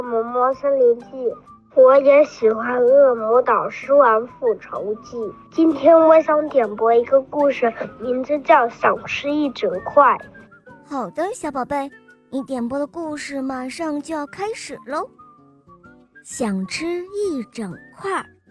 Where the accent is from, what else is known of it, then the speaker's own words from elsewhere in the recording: Nanchang, Jiangxi, China; 我来自南昌